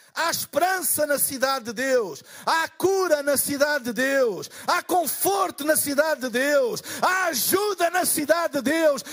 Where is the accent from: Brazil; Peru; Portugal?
Portugal; eu sou de Portugal